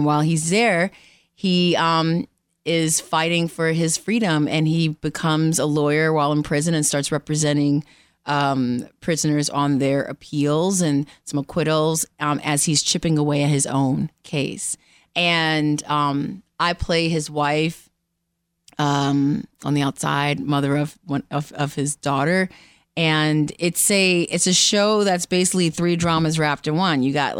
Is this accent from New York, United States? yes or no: yes; New York City, New York, United States; moved away as an adult; New York, from the Bronx.